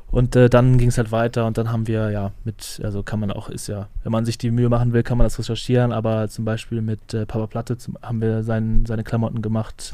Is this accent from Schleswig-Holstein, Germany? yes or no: yes; Flensburg, Schleswig-Holstein, Germany; ich komme aus Flensburg